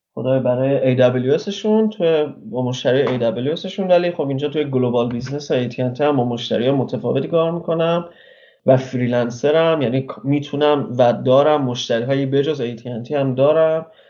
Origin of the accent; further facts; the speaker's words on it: Mashhad, Razavi Khorasan, Iran; moved away as an adult; also born or lived in Tehran; now in Netherlands; ما خودمون تهران زندگی کردیم ولی من بچه مشهدم من از 19 سالگیم تقریبا تهران بودم